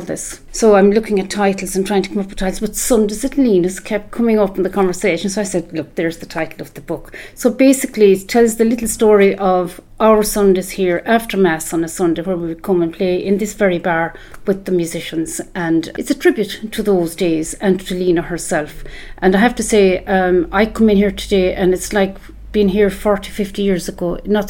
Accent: East Clare, Munster, Ireland; born or raised there

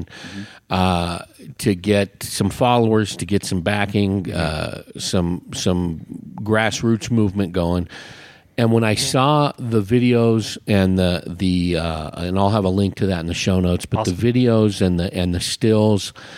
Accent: San Francisco Bay Area, California, United States; now in Prescott, United States; I grew up in the San Francisco Bay Area. I was on the East Bay, just south of Oakland

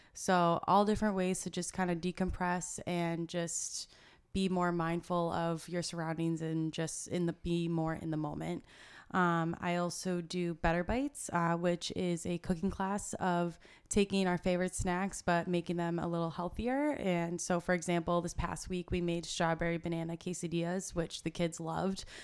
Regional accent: Shrewsbury, Massachusetts, United States; also born or lived in Bridgewater, Massachusetts / Merrimack Valley, Massachusetts; I grew up in Shrewsbury, Mass, uh, which is right next to Worcester

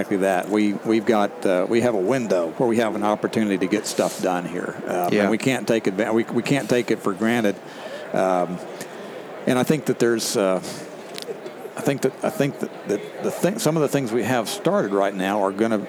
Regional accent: the Texas coast, United States; I grew up on the Texas coast, good duck hunting

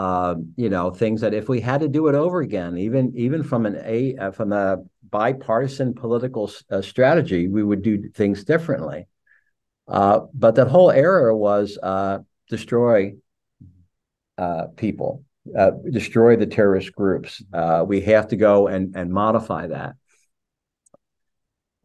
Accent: United States; as American, as an American perspective

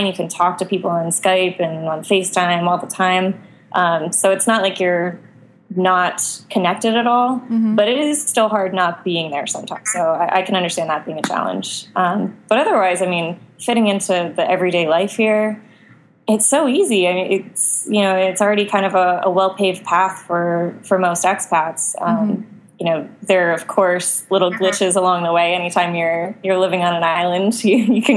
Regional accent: Boston, Massachusetts, United States; moved away as an adult; now in Roatan, Honduras; I grew up in the Boston area.

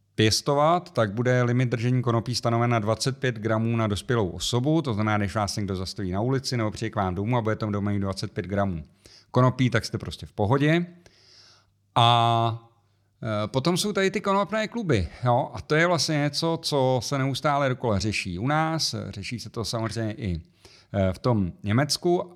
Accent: Czechia; u nás v Čechách

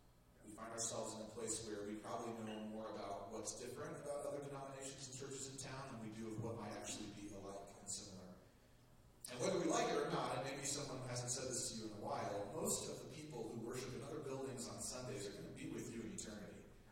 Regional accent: northeast Texas, United States; also born or lived in Kentucky; now in Anchorage, United States; But we made it to Kentucky. We eventually came to Alaska. I grew up in northeast Texas, but while we were in Kentucky, I took an interview, an opportunity with the church that I'm at now.

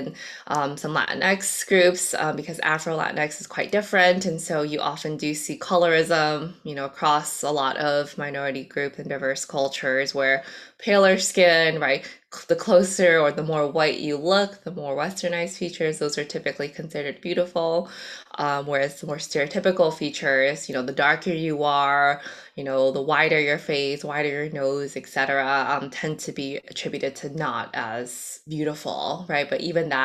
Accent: United States; first language Cantonese; English is a second language; I was born here in the States, but English was actually technically my second language, so I was in the ESL program for a few years.

